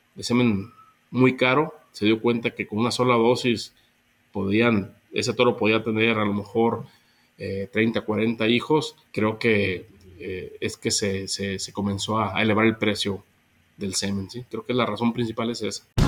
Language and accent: Spanish; Mexico; also born or lived in Argentina; salí de México para, para estudiar